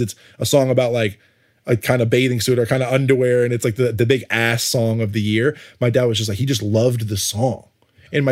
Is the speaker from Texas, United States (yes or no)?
no; Connecticut, United States; also born or lived in New York; I grew up in Connecticut